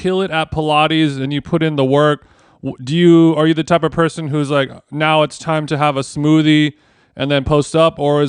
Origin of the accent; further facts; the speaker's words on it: Southern California, United States; I grew up in Southern California.